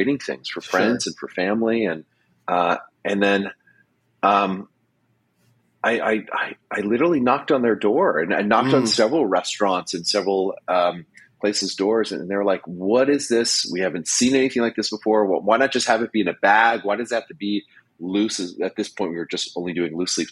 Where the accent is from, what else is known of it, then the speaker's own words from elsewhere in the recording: United States; I'm an American